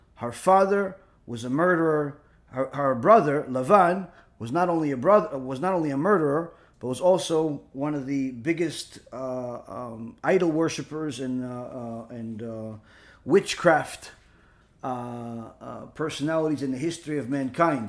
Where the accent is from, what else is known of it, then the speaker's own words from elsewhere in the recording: Israel; I was born in Israel